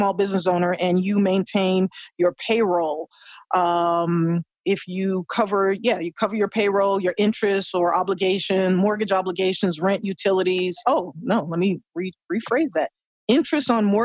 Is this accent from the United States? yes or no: yes; United States; as an American